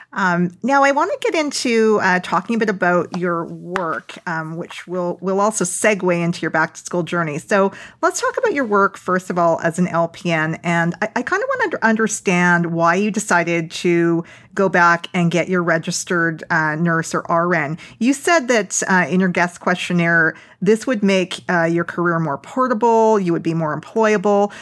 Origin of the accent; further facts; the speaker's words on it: Vancouver, British Columbia, Canada; moved away; I'm originally from Vancouver